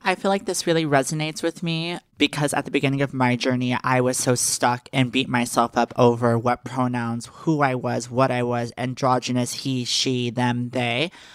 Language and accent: English; Texas, United States; I am from Texas, and I will always be a Texas girl at heart.